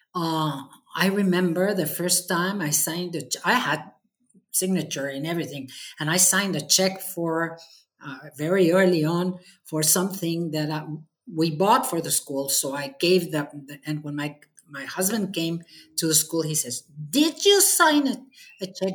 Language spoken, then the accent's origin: English; Mexico; I've devoted this association, Mexme, uh, eight years and a half as a chapter president mm-hmm. here in my hometown